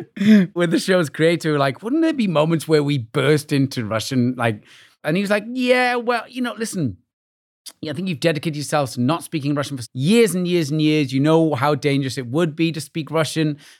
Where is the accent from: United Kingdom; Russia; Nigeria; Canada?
United Kingdom; Wales; moved away as an adult; now in New York, United States; growing up in Wales